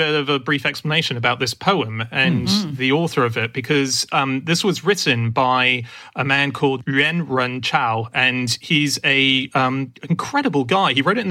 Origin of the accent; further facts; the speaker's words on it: Hong Kong; moved away; I grew up in Hong Kong and I was taught Mandarin throughout school, but I have a foreign Mandarin accent